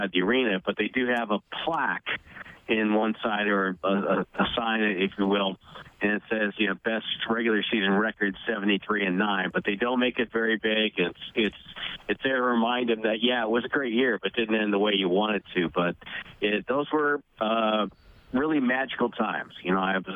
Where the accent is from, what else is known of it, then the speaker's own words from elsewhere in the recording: New England, United States; moved away; I grew up in New England